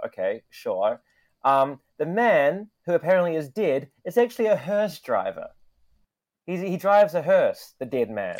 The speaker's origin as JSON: {"language": "English", "region": "Wellington", "country": "New Zealand", "moved": "yes", "lives_now": "Tokyo, Japan", "said": "I come from Wellington, New Zealand"}